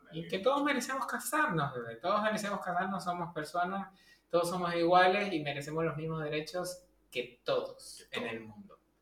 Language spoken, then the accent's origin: Spanish; Venezuela; moved away; nuestro país, donde somos originarios nosotros, que es Venezuela